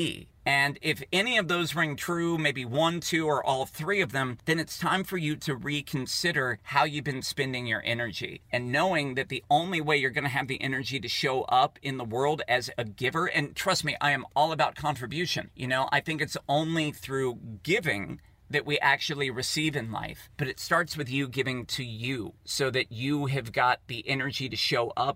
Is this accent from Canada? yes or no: no; Poolesville, Maryland, United States; in Poolesville, Maryland, where I grew up